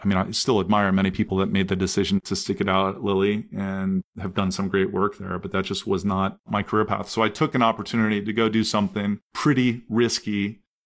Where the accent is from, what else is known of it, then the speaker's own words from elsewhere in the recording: Columbus, Ohio, United States; also born or lived in Anderson, Indiana; I grew up in Columbus, Ohio